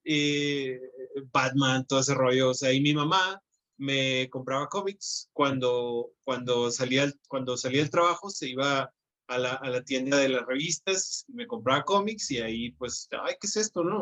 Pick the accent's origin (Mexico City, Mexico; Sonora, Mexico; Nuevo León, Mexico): Sonora, Mexico; Hermosillo; viviendo en Hermosillo, entonces, soy de Hermosillo, Sonora